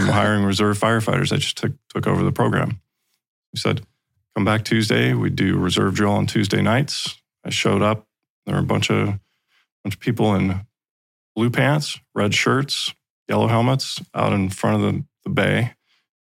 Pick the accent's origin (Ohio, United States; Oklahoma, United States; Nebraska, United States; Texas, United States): Texas, United States; Fort Worth; when I was pretty little, growing up in Fort Worth, Texas